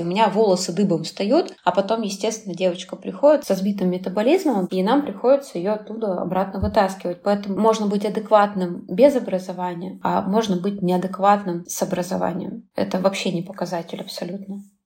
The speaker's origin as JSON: {"language": "Russian", "town": "Chelyabinsk", "region": "Chelyabinsk Oblast", "country": "Russia", "tie": "born or raised there", "moved": "as an adult", "lives_now": "Saint Petersburg, Russia", "said": "в Челябинске, в моем родном городе"}